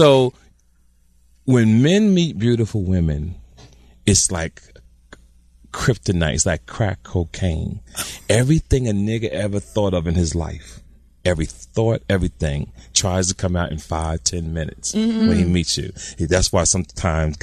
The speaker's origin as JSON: {"language": "English", "town": "Jersey City", "region": "New Jersey", "country": "United States", "tie": "born or raised there", "said": "I grew up in Jersey City"}